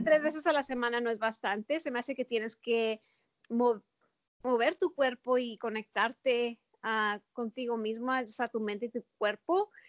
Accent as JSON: {"language": "Spanish", "town": "El Paso", "region": "Texas", "country": "United States", "tie": "born or raised there", "also_born_or_lived": "Minneapolis / Chicago", "moved": "as an adult", "said": "Yo nací en El Paso. Ah, crecí en El Paso"}